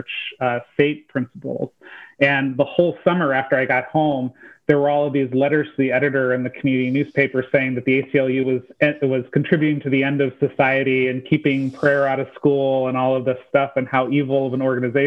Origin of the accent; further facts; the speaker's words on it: Van Wert, Ohio, United States; moved away; So I grew up in rural Ohio. So I'm originally from the Buckeye State, and I grew up in this really small town called Van Wert